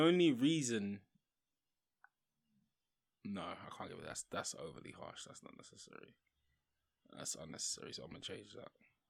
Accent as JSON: {"language": "English", "town": "Leicester", "region": "East Midlands", "country": "United Kingdom", "said": "Never expected that result from Palace. I'm from Leicester. Never expected."}